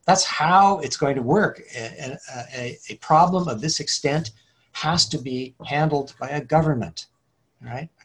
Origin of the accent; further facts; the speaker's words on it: Hillsborough, California, United States; also born or lived in San Mateo, California; I grew up in San Mateo Park and then Hillsboro